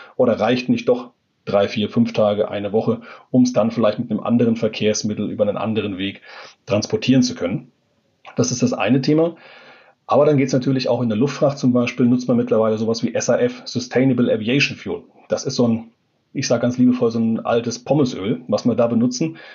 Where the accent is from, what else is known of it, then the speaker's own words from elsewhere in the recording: Germany; als Deutsche